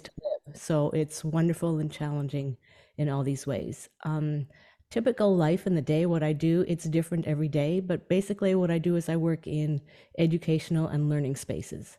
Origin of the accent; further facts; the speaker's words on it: Canadian Prairies, Canada; my um, childhood where I grew up on the Canadian prairies